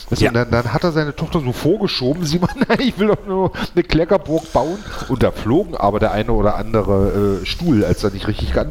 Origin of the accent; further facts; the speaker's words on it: Germany; für uns als Deutsche ist es natürlich nicht so.